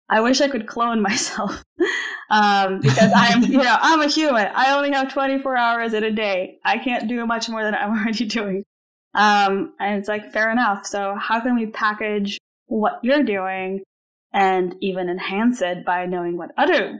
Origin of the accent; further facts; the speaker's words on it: Slovenia; moved away as an adult; also born or lived in Iowa, United States / New York, United States / London, United Kingdom; I am originally from Slovenia. I spent most of my adult life in the U.S